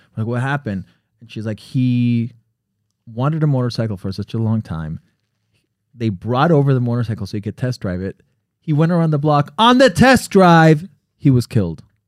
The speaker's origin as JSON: {"language": "English", "region": "Connecticut", "country": "United States", "tie": "born or raised there", "also_born_or_lived": "Miami", "moved": "yes", "said": "I was born in Connecticut"}